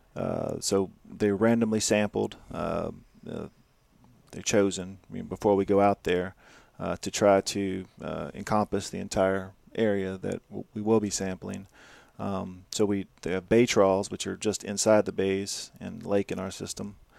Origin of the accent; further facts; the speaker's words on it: Louisiana, United States; I'm, I'm from Louisiana, like I said, I grew up eating, you know, crabs and crawfish and shrimp